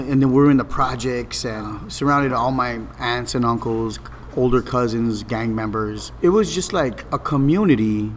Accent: Los Angeles, California, United States; I grew up in Boyle Heights in a housing project called Ramona Gardens.

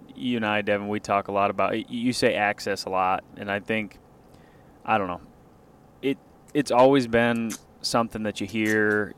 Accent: Midwest, United States; I just felt really proud to be uh, a Midwesterner

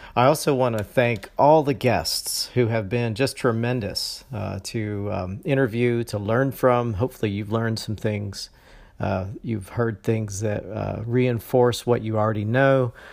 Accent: Valdosta, Georgia, United States; also born or lived in Ohio; now in Jacksonville, United States; I was raised in a small town in Georgia called Valdosta.

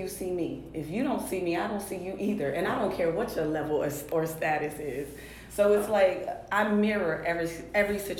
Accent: Clairton, Pennsylvania, United States; moved away; I grew up in Pittsburgh, Pennsylvania. Not even a city

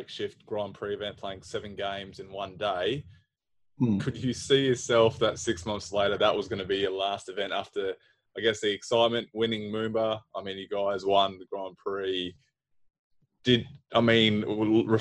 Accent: Hungary; moved away; Hungary, my hometown

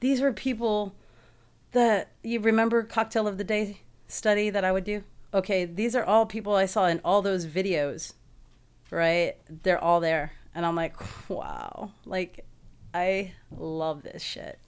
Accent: San Antonio, Texas, United States; moved away as an adult; now in Houston, United States; the move to Houston was very, like, it was the smartest decision I made 'cause, uh, I was in a place back in my hometown

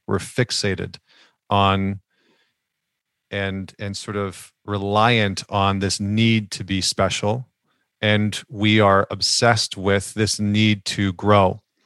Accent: Northern Alberta, Canada; I grew up in Northern Alberta, which is like the Texas of Canada

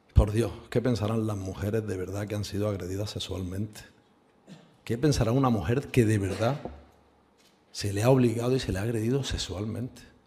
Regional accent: Spain; como cualquier español

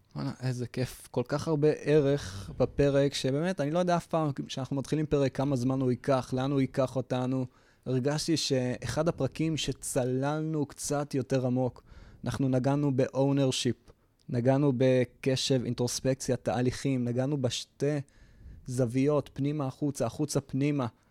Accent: Israel; אנחנו ישראלים

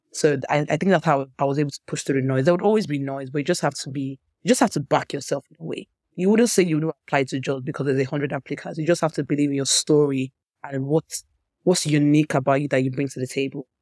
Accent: Nigeria; I grew up in Nigeria

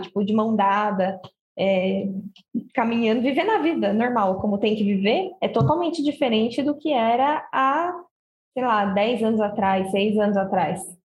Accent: Osasco, São Paulo, Brazil; moved away; eu morava lá no meu país, né, Osasco, eu era uma jovem criança

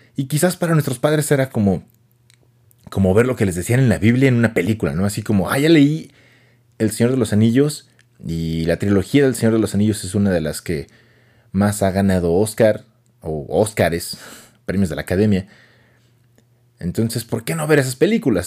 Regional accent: Mexico City, Mexico; accent: chilango; now in Hidalgo, Mexico; Yo, soy de la sede de México, nací allá y crecí allá

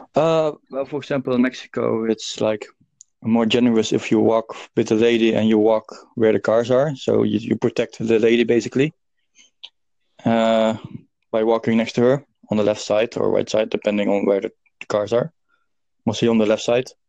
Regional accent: Netherlands; now in Dublin, Ireland; I'm from Netherlands, but I live in Dublin.

